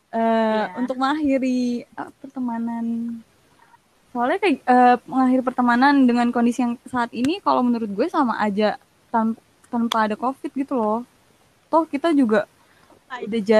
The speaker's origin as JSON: {"language": "Indonesian", "region": "Jakarta", "country": "Indonesia", "tie": "born or raised there", "lives_now": "Solo, Indonesia", "said": "gue lebih kenal kota Solo dibandingkan kota asal gue sendiri Jakarta gitu loh"}